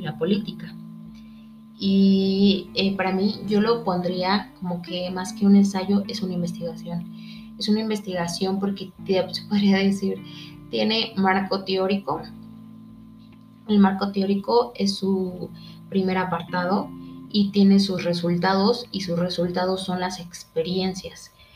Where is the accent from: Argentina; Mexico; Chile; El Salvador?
Mexico; nosotros como mexicanos